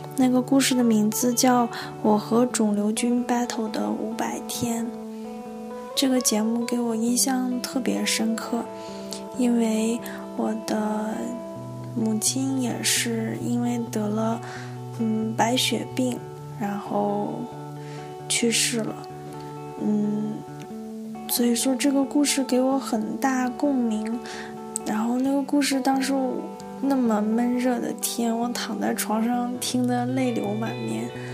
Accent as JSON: {"language": "Chinese", "region": "Northeast China", "country": "China", "moved": "yes", "lives_now": "Xi'an, China", "said": "我是一个东北人，现在生活在陕西西安"}